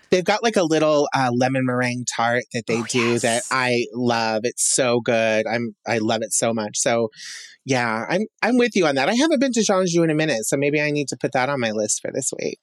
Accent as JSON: {"language": "English", "town": "Emmett", "region": "Idaho", "country": "United States", "tie": "born or raised there", "said": "growing up in Emmett, um, you know, there wasn't a whole lot to do."}